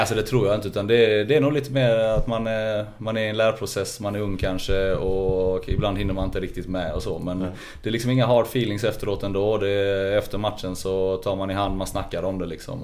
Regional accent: Lund, Skåne, Sweden; accent: Rikssvenska; moved away; där växte vi upp eh, på Gunnesbo, mina första 15 år

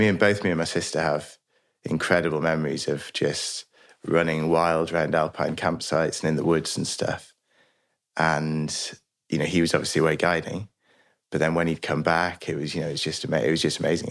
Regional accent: northwest Highlands of Scotland, United Kingdom; now in Lincolnshire, United Kingdom; I grew up originally in the northwest Highlands of Scotland, in a place called Loch Erin, near the Isle of Skye

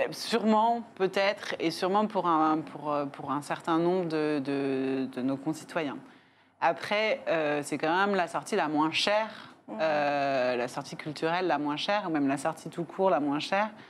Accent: Paris, Île-de-France, France; moi, je suis une parisienne.

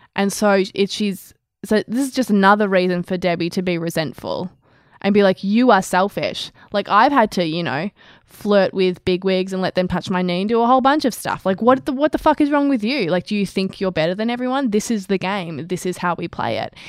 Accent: Australia; we're Australian

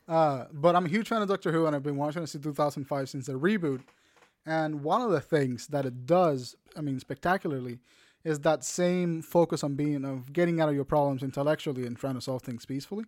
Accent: Puerto Rico; I'm Puerto Rican

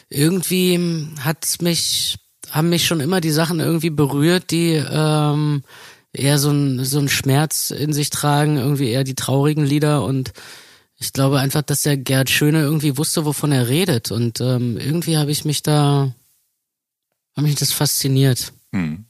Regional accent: Berlin, Germany; wir sind ähm, in Mitte aufgewachsen

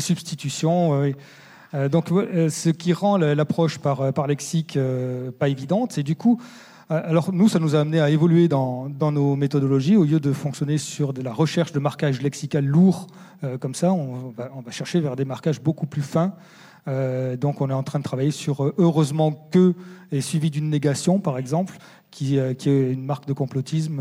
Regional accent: France; chez nous, en France

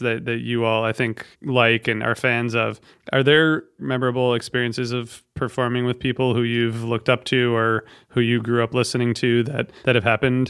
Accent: Northern Ohio, United States; I'm from Northern Ohio, which is I'm from very close to Detroit.

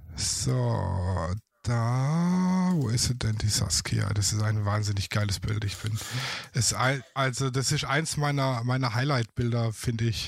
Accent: Baden-Württemberg, Germany; accent: Swabian; ich komme aus dem schönen Baden-Württemberg, mhm. aus dem Schwabeländle

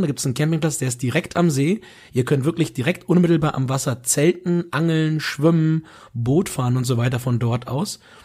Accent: Germany; wir als Deutsche

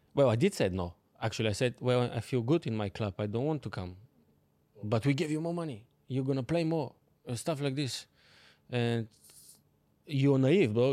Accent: Bulgaria; English is a second language; moved away as an adult; now in London, United Kingdom; I'm coming from Bulgaria. Like, yeah. small country

